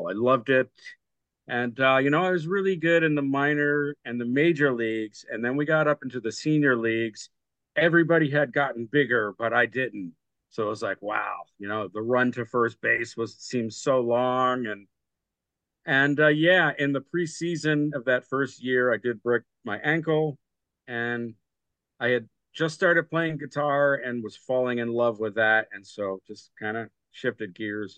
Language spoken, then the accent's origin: English; New Castle, Delaware, United States; I grew up in Newcastle, Delaware, in old Newcastle area, actually, which is a historic town.